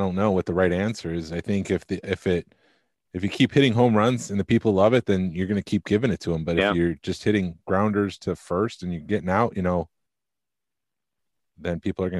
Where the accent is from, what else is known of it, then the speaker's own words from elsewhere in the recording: Syracuse, New York, United States; moved away; I grew up in Syracuse